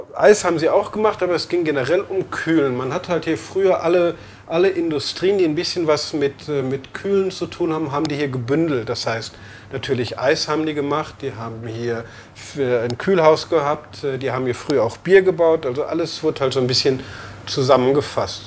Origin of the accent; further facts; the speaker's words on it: Emmerich, North Rhine-Westphalia, Germany; moved away as an adult; also born or lived in Netherlands / Amsterdam; now in Xiamen, China; Ich bin aufgewachsen am Niederrhein in Emmerich